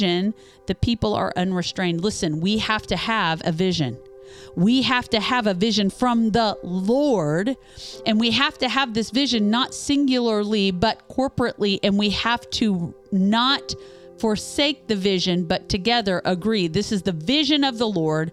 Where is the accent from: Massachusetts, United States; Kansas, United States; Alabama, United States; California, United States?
Kansas, United States; Topeka; moved away as an adult; now in Louisville, United States; I'm from, my hometown is just an hour outside of Kansas City in Topeka, Kansas